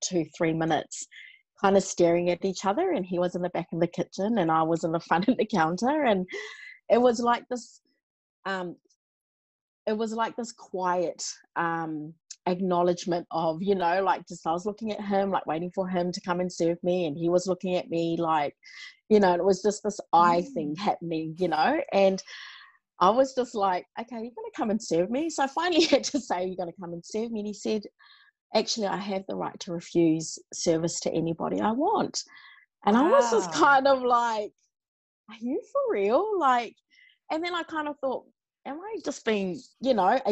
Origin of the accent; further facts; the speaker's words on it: New Zealand; now in Australia; I was born and raised in New Zealand